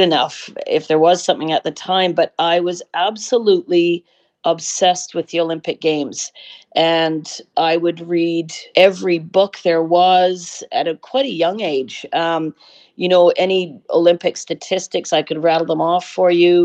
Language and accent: English; Vancouver, British Columbia, Canada; So it was really, really a fabulous childhood. And it was a wonderful time to grow up in Vancouver